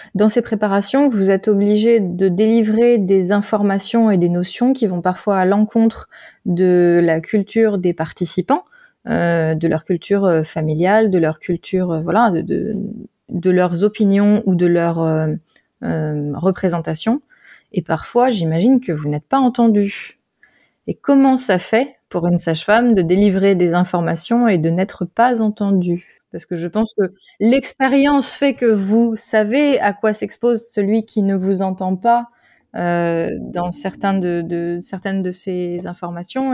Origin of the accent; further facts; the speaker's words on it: Alsace, Grand Est, France; revenant en Alsace, c'était bah, ma famille